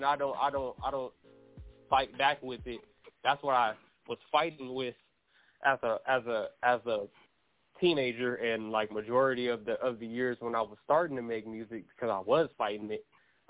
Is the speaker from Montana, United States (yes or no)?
no; Houston, Texas, United States; accent: Houston; now in San Diego, United States; I was born in Houston. You know, got family on both sides.